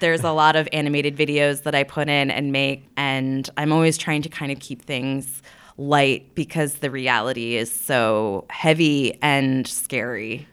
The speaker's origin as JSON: {"language": "English", "area": "Long Island, Nassau County", "region": "New York", "country": "United States", "tie": "born or raised there", "also_born_or_lived": "Brooklyn, New York", "moved": "yes", "lives_now": "Williamsburg, Brooklyn, United States", "said": "I grew up on Long Island"}